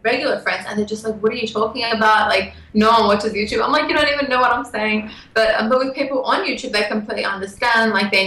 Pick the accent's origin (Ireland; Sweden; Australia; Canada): Australia; accent: Australian; my Australian accent